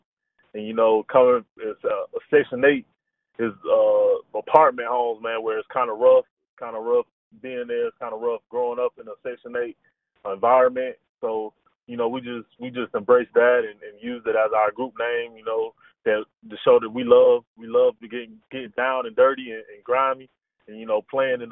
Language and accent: English; Carrollton, Georgia, United States; I'm from Carrollton, Georgia, man. I grew up at Carrollton